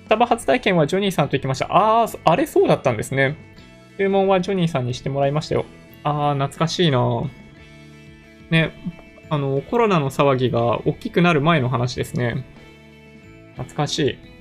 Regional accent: Japan; 完全なる日本人ですね。純国産です。海外で生活していたことも一度もない

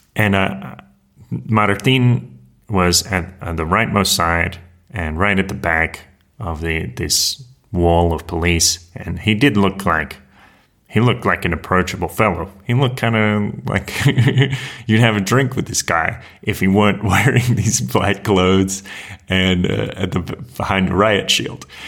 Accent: Australia; moved away; that Australian who is deported from Mexico

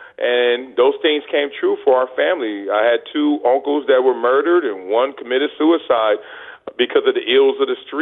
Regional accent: Los Angeles, California, United States; moved away; growing up in South Central

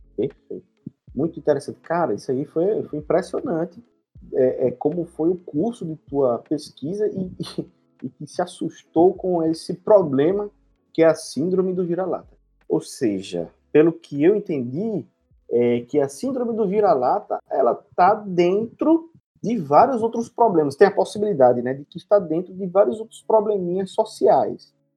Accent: Recife, Pernambuco, Brazil; nós somos também de Recife

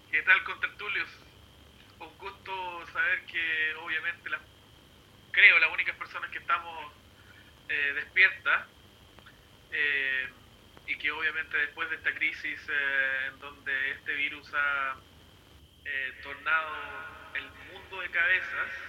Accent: Chile; now in New Zealand; Nueva Zelanda no encontré a nadie transmitiendo y de ahí obviamente yo soy de Chile al igual que Gustavo y Carlito

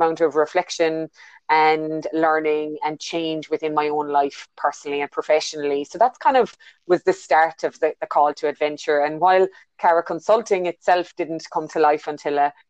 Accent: Ireland; moved away as an adult; now in New Zealand; you can hear by my accent, I'm not originally a New Zealander. I was born in Ireland and I've been in New Zealand just over 10 years ago now

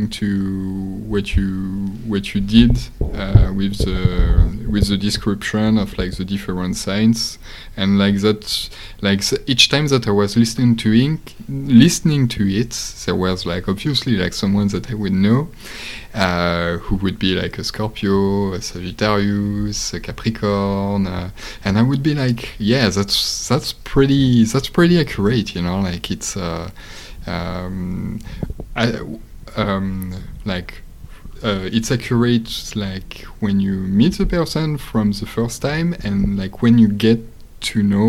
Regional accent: Paris region, Île-de-France, France; English is a second language; I didn't grow up in Paris, but in the Paris region

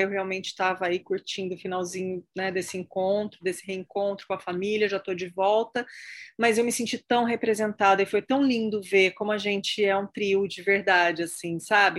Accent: Brazil; also born or lived in United States; Estou nos Estados Unidos nesse momento, mas enfim, como brasileira

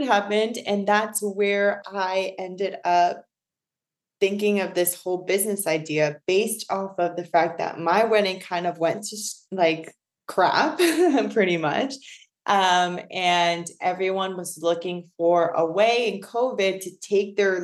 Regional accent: New Jersey, United States; moved away as an adult; also born or lived in New York City / Los Angeles; now in Atlanta, United States; I'm born and raised in Jersey, and I have lived in New York City for almost 10 years.

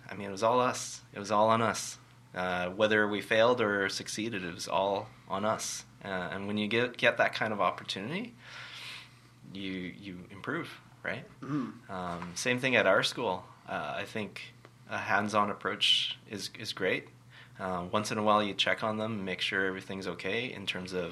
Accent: Richmond, United States; I come from Richmond, and you come from Richmond. I, I know in Richmond, I grew up uh, going through a system that was very much about student leadership.

